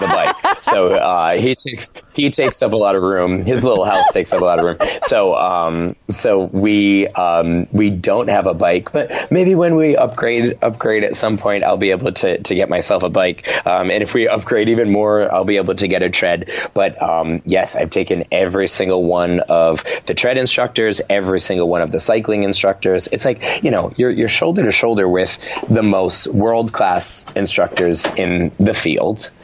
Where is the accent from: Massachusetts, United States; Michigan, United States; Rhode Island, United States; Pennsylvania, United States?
Rhode Island, United States; moved away as an adult; now in New York City, United States; I was raised in Rhode Island. My family is still there